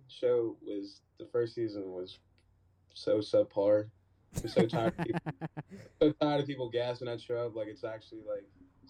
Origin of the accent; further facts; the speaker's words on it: Pittsburgh, Pennsylvania, United States; moved away as an adult; now in Houston, United States; I'm from Pittsburgh.